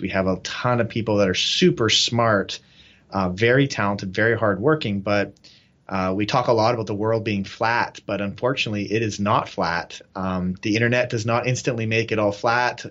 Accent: Canada; moved away as an adult; now in Nepal; so we're Canadian

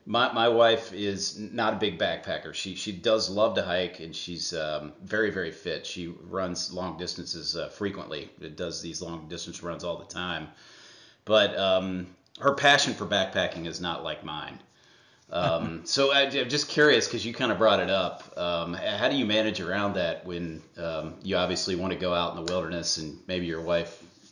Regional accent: Ohio, United States; born there; I was born in Ohio, so obviously that was the first state I hiked.

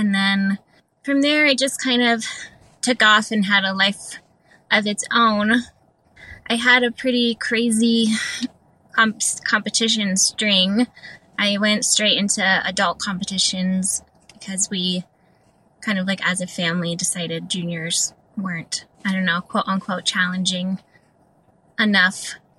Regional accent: Colorado, United States; born there; We were going to Colorado because I was born in Colorado, so we were going back for like a vacation or whatever

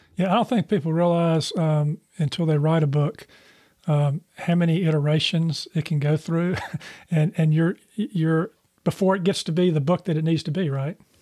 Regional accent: Charlotte, North Carolina, United States; I grew up in Charlotte

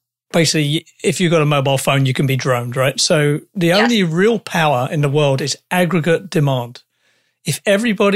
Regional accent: England, United Kingdom; I'm an English guy

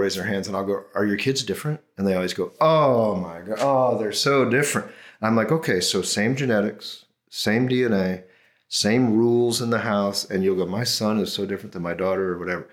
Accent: near Chicago, Illinois, United States; I grew up near Chicago

